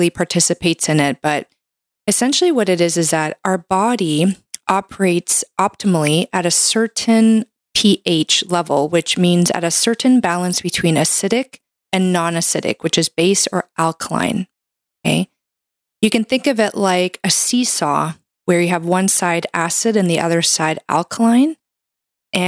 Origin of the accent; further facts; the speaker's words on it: Canada; I'm a Canadian medical doctor